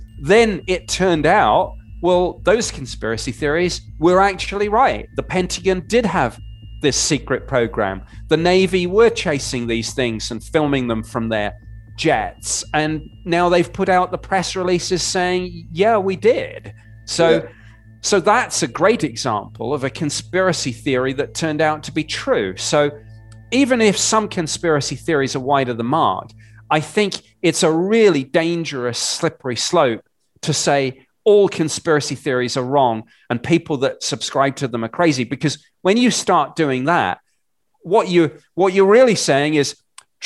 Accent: United Kingdom; moved away as an adult; now in United States; I'm obviously a Brit who's lived in the US since 2012

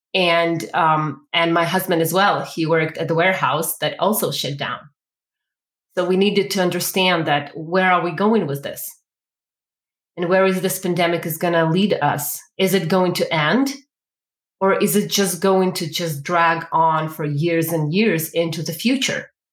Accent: Ukraine; now in Calgary, Canada; originally, I am from Ukraine. So I actually was raised and born in the one of the most socialist communities in the world.

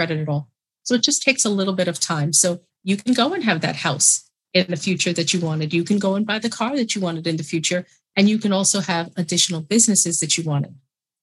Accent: New York City, New York, United States; I'm from New York, born and raised, New York City

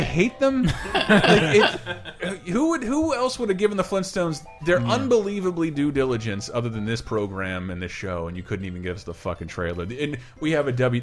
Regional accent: Florida, United States; moved away; I do go home for two weeks to Florida every year

